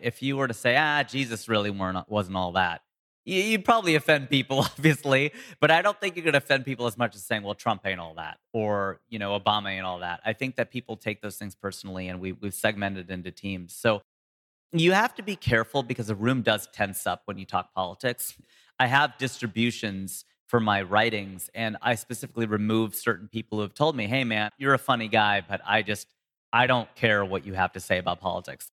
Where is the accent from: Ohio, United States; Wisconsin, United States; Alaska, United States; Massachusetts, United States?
Ohio, United States; moved away as an adult; now in Los Angeles, United States; I'm born here. I'm from Ohio. I'm from the heartland, a small town.